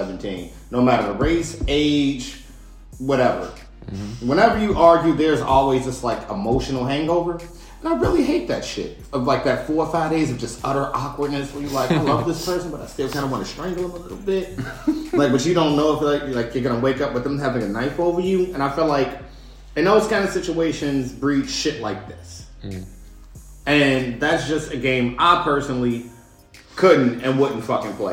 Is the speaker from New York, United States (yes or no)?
no; Chicago, Illinois, United States; I'm from North Lawndale.